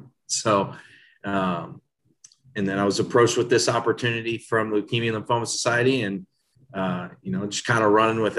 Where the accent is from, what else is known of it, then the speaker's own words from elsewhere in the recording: Northern Kentucky, United States; I grew up in Northern Kentucky, went to Connor High School.